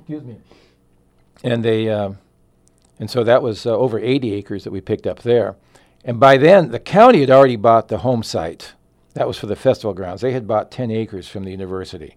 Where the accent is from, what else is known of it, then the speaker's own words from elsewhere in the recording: Phoenix, Arizona, United States; also born or lived in Southern Oregon / Jacksonville; those are my roots, even though I grew up in Phoenix